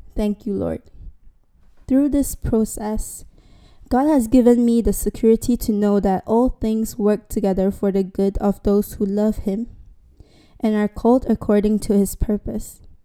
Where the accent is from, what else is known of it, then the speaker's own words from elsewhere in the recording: Miri, Sarawak, Malaysia; moved away as an adult; now in London, United Kingdom; I was back in Miri, my hometown